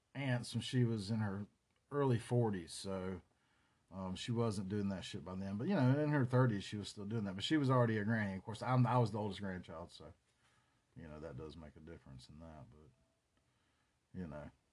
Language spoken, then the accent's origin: English; Chapel Hill, North Carolina, United States; also born or lived in Durham, North Carolina; I grew up around Chapel Hill